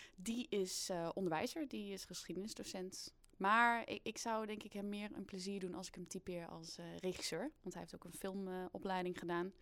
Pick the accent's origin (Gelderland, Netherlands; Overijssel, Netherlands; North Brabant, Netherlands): Overijssel, Netherlands; Twente